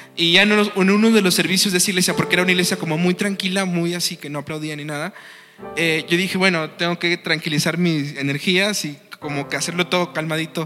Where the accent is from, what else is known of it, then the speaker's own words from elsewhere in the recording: Tabasco, Mexico; moved away; also born or lived in Mexico City; yo soy de Tabasco, Hidalgo, Tabasco